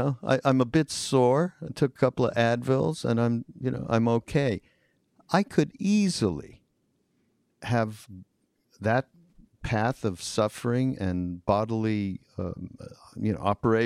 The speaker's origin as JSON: {"language": "English", "country": "Canada", "tie": "born or raised there", "moved": "yes", "lives_now": "United States", "said": "I grew up in Canada. We're like foreigners who came and made it here in America"}